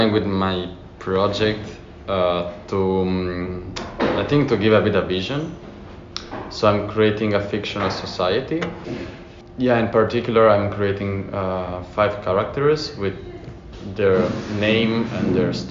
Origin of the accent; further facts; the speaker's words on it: Italy; moved away as an adult; also born or lived in Florence / Berlin; now in The Hague, Netherlands; I come from Italy